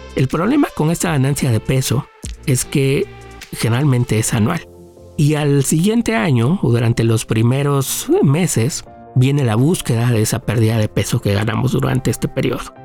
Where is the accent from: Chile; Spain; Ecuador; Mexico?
Mexico; nosotros como mexicanos